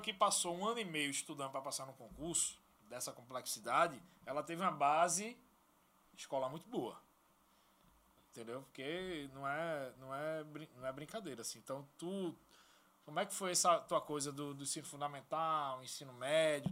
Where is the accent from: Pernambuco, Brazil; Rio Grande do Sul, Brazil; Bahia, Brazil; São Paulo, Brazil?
Pernambuco, Brazil; Recife; Eu, eu nasci em comunidade, certo? Eu nasci uhum. aqui na comunidade lá do Zé do Pinho, onde eu sempre morei, morei Mangabeira, ali Arruda